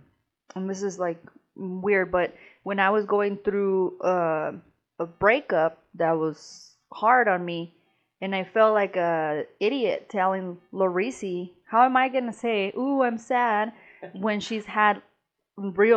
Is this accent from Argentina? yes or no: no; Mexico; moved away; growing up in Mexico